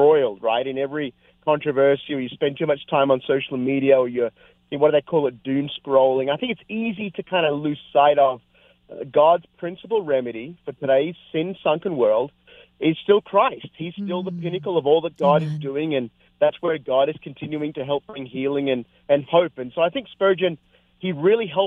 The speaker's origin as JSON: {"language": "English", "country": "Australia", "also_born_or_lived": "North America", "said": "I've pastored here in Australia, my home country"}